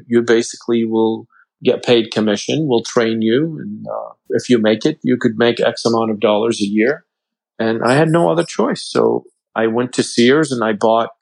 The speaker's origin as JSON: {"language": "English", "country": "Lebanon", "moved": "as an adult", "said": "I came from Lebanon not even a year and a half ago"}